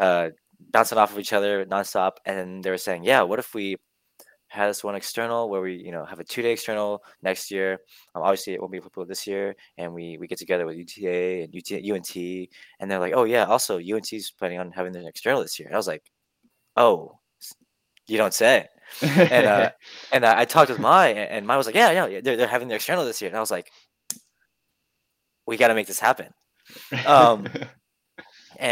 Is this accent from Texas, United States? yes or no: yes; Houston, Texas, United States; I'm from Houston.